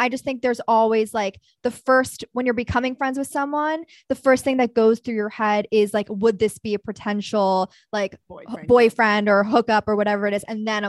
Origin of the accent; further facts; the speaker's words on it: New York City, New York, United States; because we're from New York City